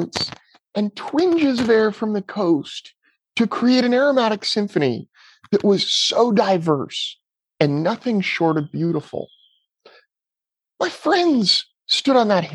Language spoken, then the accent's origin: English; Petaluma, California, United States; my hometown of Petaluma, California.